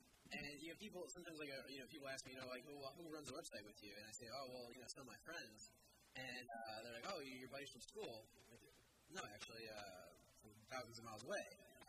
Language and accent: English; Chicago, Illinois, United States; I'm from the Chicago area